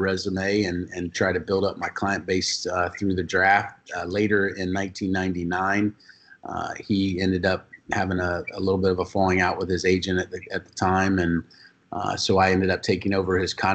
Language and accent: English; Pierson, Florida, United States; born or raised there; also born or lived in DeLand, Florida